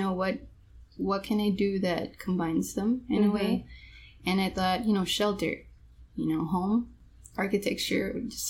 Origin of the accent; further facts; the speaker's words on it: Miami, Florida, United States; also born or lived in Colombia; I grew up here, went to school here, FIU